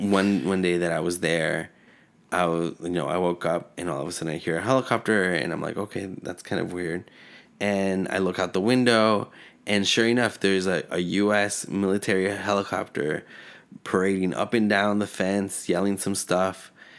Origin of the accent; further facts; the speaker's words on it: Mexico City, Mexico; born there; So I was born in Mexico City.